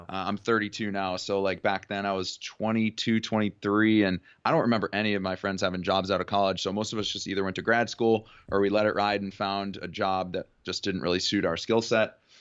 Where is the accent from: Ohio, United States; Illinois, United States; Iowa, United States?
Ohio, United States; Cleveland; moved away as an adult; also born or lived in Oxford, Ohio / Houston, Texas; now in California, United States; growing up in Cleveland, Ohio, I went to high school there